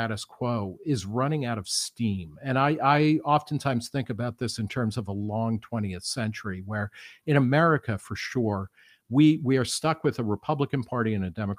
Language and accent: English; New Jersey, United States; moved away; also born or lived in Brooklyn, New York; I was born in Brooklyn. I grew up in New Jersey. I've lived all over the United States.